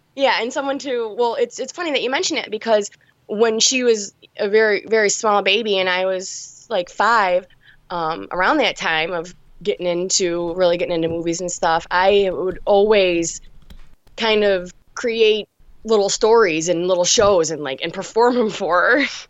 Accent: Detroit, Michigan, United States; I was born in Detroit, and I'm, I'm still here. I'm in a suburb right now, but, yeah, I've, I've been here my whole life

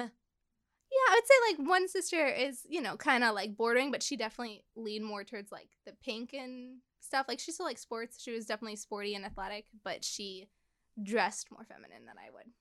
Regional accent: Chicago, Illinois, United States; I grew up in Chicago.

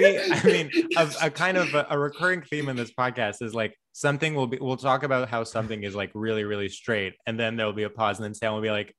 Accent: Greece; also born or lived in New Jersey, United States; Well, so we moved back and forth when I was young. And when we lived here, we lived in New Jersey. But then most of my life, I was in Greece.

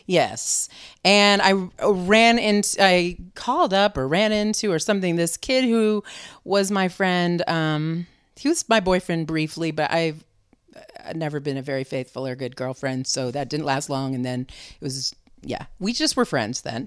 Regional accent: Vermont, United States; also born or lived in New Hampshire / North Beach, San Francisco; now in San Francisco, United States; I was born in New Hampshire and raised in Vermont

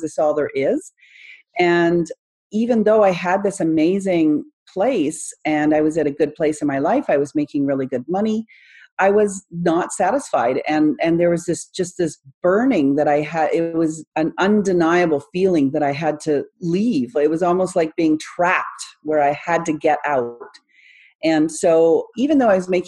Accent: Canada; I'm from Canada, where it's supposed to be one of the safest places in the world

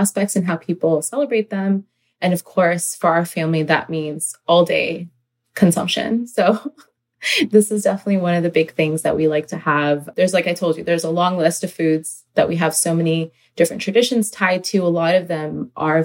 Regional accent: Northern Virginia, United States; I've grown up in Virginia, Northern Virginia, and my family is originally Pakistani Punjabi Muslims.

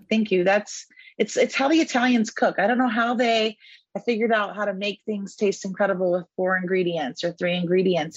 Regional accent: Texas, United States; growing up in Texas

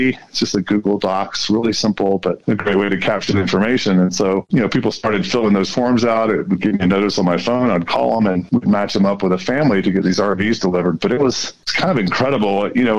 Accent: Colorado, United States; hi, I'm a father from Colorado.

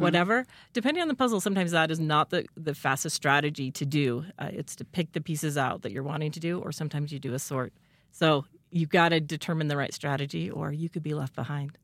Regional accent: Rexburg, Idaho, United States; moved away as an adult; I also grew up in Rexburg, um, and moved away for several years, but I'm back in town

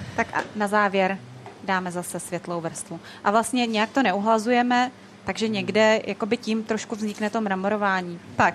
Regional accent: Moravia, Czechia; moved away as an adult; now in Prague, Czech Republic; pocházím z Moravy, kde se jako vždycky peklo u nás v rodině

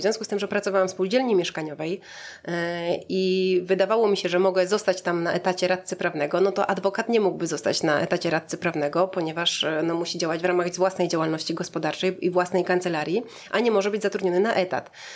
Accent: Szebnie, Subcarpathian Voivodeship, Poland; moved away as an adult; also born or lived in Lublin; now in Warsaw, Poland; pochodzę z Podkarpacia, e, z Szebni, e, wioski między Jasłem a Krosnem

